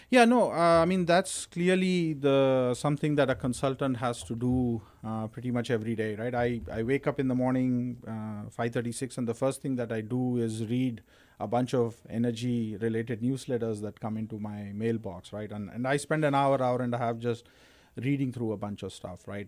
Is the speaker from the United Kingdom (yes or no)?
no; India; moved away as an adult; also born or lived in Texas, United States; now in United States; I'm originally from India. Grew up in India. Uh, came to the U.S. in 1998 uh, for my PhD